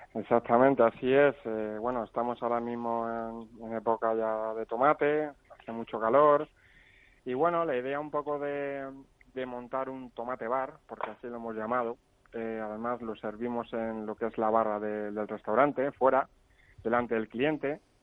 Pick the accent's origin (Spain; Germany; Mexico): Spain; Aranjuez, Community of Madrid; también soy de Aranjuez